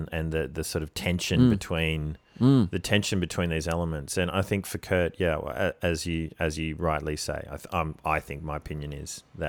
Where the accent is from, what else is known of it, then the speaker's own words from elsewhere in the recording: Canberra, Australian Capital Territory, Australia; I grew up in Canberra. You know, when you turn 14, you have to choose between smack or weed.